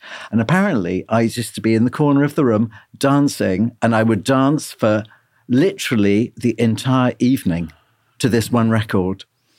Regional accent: London, United Kingdom; You know, we were growing up in London, and it was such an alien world, and suddenly there was like-minded people.

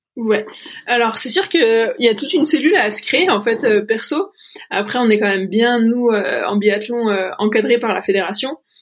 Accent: Mouthe, Bourgogne-Franche-Comté, France; also born or lived in Pontarlier; j'ai grandi à Mout

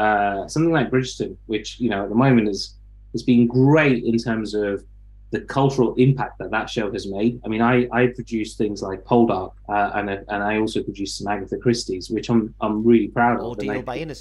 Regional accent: Leicester, East Midlands, United Kingdom; moved away; also born or lived in London; I grew up in Leicester

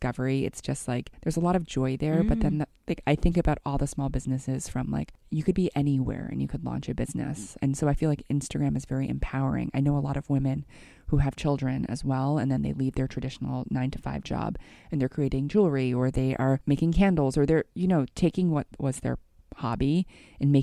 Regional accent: New York, United States; I'm from New York

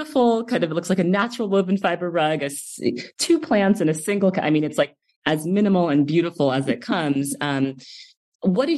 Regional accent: East Coast, United States; me as an East Coaster

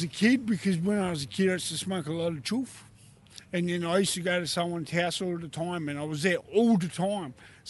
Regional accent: Australia; Yeah, I'm Italian, but I was born in Australia. Cool. My parents are Italian, my background Italian, but I was born Australian born. Like, I'm not a full Aussie.

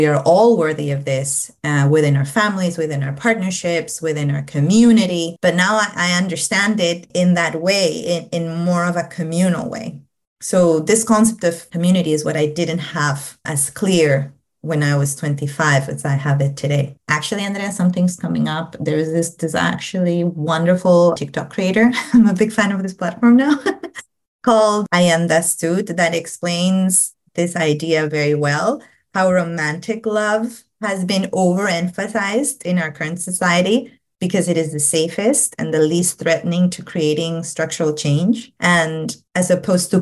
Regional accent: Peru; English is a second language; moved away as an adult; my own childhood, my own teen years, you know, growing up in Peru

